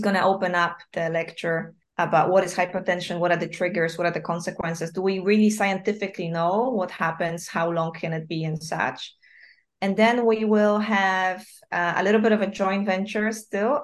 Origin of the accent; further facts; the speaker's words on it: Wrocław, Lower Silesian Voivodeship, Poland; moved away; I'm from Wrocław, but like coming back every year to visit my family